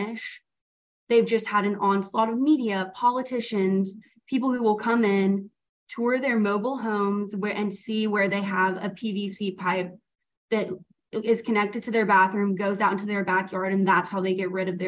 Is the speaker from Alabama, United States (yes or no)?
yes; Birmingham, Alabama, United States; I grew up in Birmingham, Alabama